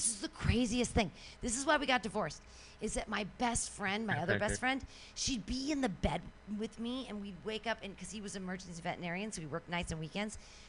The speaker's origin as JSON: {"language": "English", "town": "San Francisco", "region": "California", "country": "United States", "said": "Well, I mean, I'm from San Francisco, and I've been to Burning Man a bunch of times."}